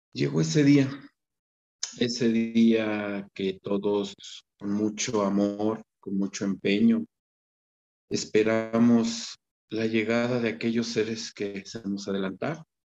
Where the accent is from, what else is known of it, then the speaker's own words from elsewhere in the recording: Mexico; soy mexicano